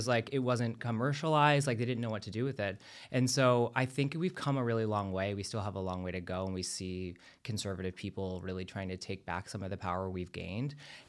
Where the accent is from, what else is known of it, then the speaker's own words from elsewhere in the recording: Florida, United States; As a Floridian too, I mean, I'm from Florida, so like this is an important one for me.